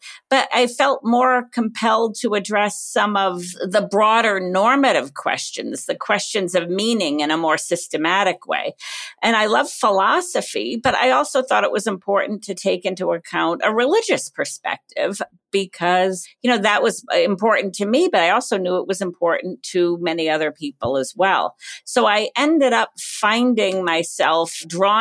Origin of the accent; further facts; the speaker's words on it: Cumberland, Rhode Island, United States; moved away as an adult; I grew up in Cumberland, Rhode Island.